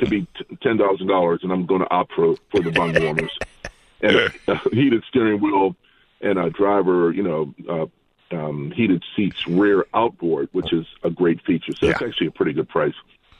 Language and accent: English; Maryland, United States; my home state of Maryland